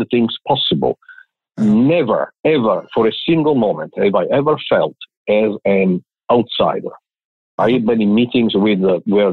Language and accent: English; Catanzaro, Calabria, Italy; English is a second language; moved away as an adult; also born or lived in Naples / Milan / Rome; now in Houston, United States; My hometown of Catanzaro in Calabria in the south of Italy, I left when I was 18 to go to college